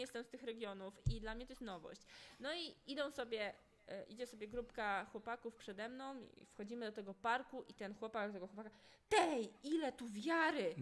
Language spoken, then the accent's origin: Polish; Podlaskie Voivodeship, Poland; moved away as an adult; now in Poznań, Poland; ja nie jestem z Poznania, ale wiecie, że teraz mieszkam w Poznaniu, no tak jak mówię, jestem z Podlasia